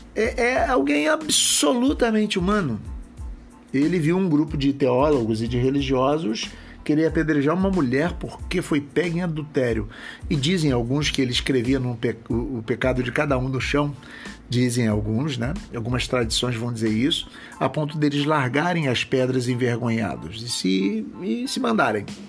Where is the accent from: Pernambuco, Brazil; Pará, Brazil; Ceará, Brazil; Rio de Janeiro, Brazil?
Rio de Janeiro, Brazil; sou da cidade do Rio de Janeiro